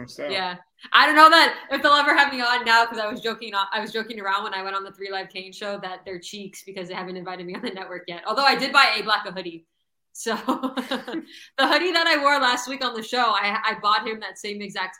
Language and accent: English; Broward County, Florida, United States; also born or lived in New Mexico; I grew up in Broward. I never changed.